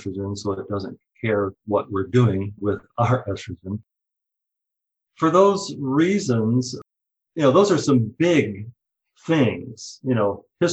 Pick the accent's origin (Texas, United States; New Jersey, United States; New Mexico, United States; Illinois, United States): Texas, United States; Fort Worth; moved away as an adult; also born or lived in Stanford, California / Houston, Texas / Portland, Oregon; I was born and raised in Fort Worth, Texas